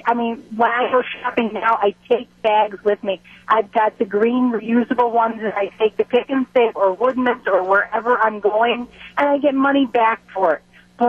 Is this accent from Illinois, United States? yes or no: yes; Chicago, Illinois, United States; now in Butler, United States; I have to say I'm originally from Chicago, and it's one more reason I will miss going back.